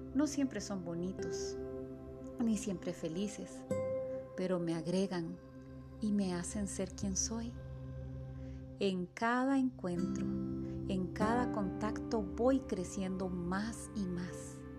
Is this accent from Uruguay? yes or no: no; San Rafael, San José, Costa Rica; Soy de Coronado, San Rafael.